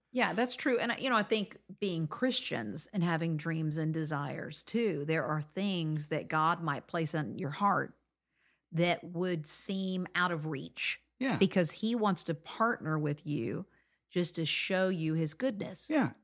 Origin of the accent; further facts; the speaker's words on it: Florida, United States; I grew up in Florida